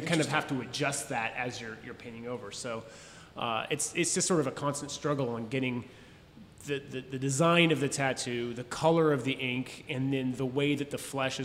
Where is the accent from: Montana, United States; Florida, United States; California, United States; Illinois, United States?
California, United States; San Jose; moved away; also born or lived in Austin, Texas; I'm from San Jose, California